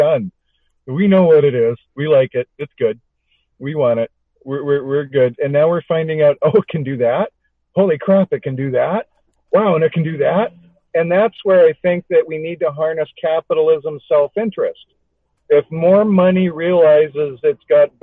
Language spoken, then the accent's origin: English; Alberta, Canada; I grew up in Alberta